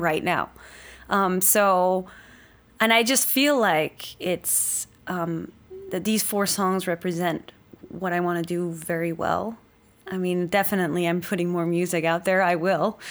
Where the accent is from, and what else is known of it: Denmark; moved away as an adult